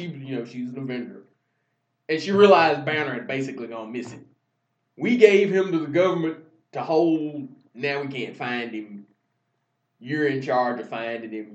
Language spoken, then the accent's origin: English; Paducah, Kentucky, United States; my hometown, Paducah